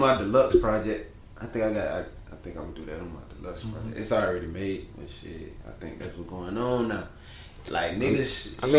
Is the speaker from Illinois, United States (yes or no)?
no; Savannah, Georgia, United States; I'm from Savannah though.